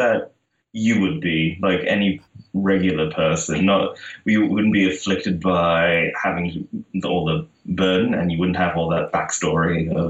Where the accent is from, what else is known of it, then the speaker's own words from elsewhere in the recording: Netherlands; English is a second language; moved away as an adult; now in United States; I moved to the U.S. in 2010.